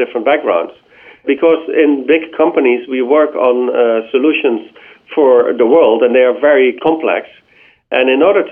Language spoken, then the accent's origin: English; Netherlands; I'm from the Netherlands